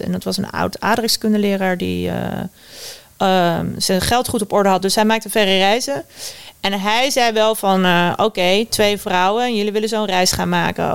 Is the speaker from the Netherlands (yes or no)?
yes; Westland, South Holland, Netherlands; Ik kom uit het Westland, waar, waar alle kassen staan